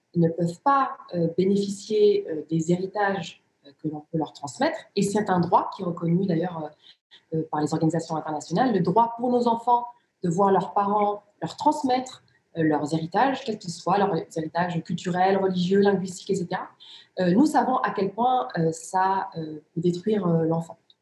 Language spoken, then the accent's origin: French; near Lille, Hauts-de-France, France; first language Riffian; French is a second language; also born or lived in Rif, Morocco; j'ai grandi dans une cité ouvrière, une cité où vivaient pour l'essentiel des, des, immigrés africains